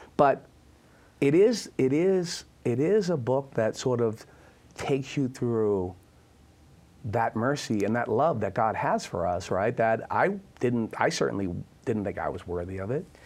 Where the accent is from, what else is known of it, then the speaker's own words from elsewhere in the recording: Boston, Massachusetts, United States; I'm from Boston